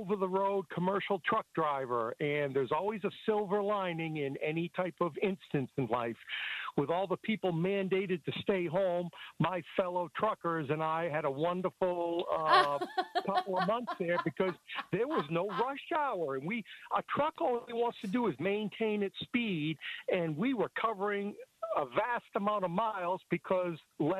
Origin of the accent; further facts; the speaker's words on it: Maine, United States; now in Ohio, United States; I'm originally from Maine but live in Ohio.